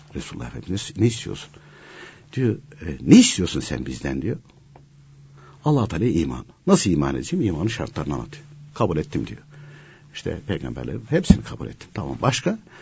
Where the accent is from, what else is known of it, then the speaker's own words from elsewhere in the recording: a mountain village of Konya, Turkey; Konya'nın bir dağ köyünde doğdum